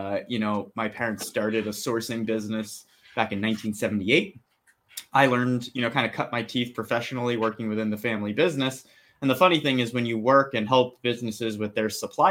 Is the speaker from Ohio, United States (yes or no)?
no; New Jersey, United States; born and raised in New Jersey